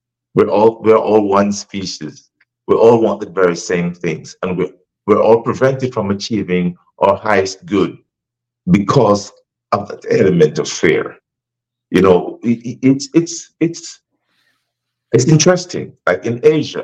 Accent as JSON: {"language": "English", "country": "Jamaica", "tie": "born or raised there", "also_born_or_lived": "Africa", "moved": "as an adult", "lives_now": "United States", "said": "I was born in Jamaica, and I've been in the States a long time."}